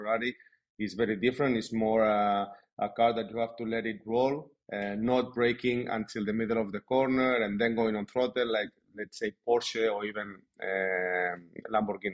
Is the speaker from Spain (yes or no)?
yes; Spain; I was born in Spain